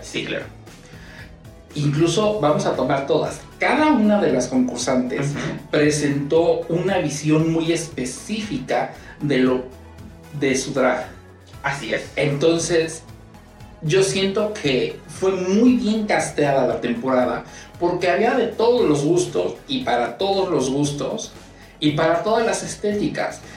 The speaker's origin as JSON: {"language": "Spanish", "region": "Puebla", "country": "Mexico", "said": "yo soy de Puebla y en Puebla siempre, se los puedo decir, de Puebla México"}